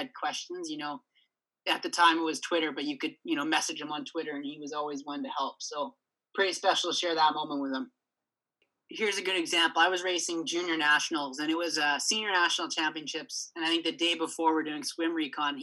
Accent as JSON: {"language": "English", "country": "Canada"}